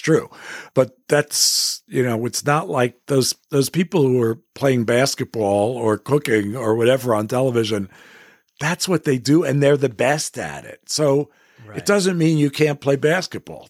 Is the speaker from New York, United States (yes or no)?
yes; New York City, New York, United States; I grew up in Manhattan